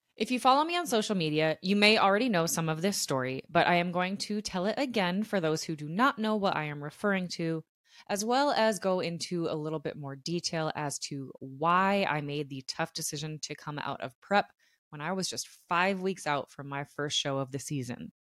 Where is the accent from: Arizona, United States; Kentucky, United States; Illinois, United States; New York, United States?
Arizona, United States; Tucson; I am born and raised in Tucson, and not only is my entire family here